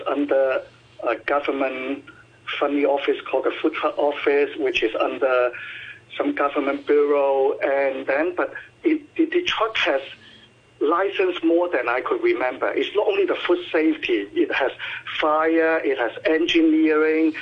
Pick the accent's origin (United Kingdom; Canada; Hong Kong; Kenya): Hong Kong; I grew up in Hong Kong in very, very local neighborhood